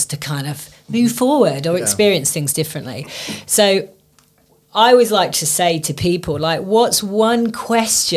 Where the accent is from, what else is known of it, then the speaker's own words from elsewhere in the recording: England, United Kingdom; we're English